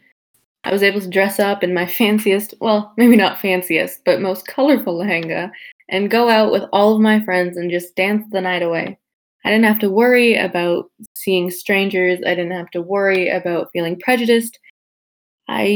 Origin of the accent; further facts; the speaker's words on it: United States; first language Tamil; I am from America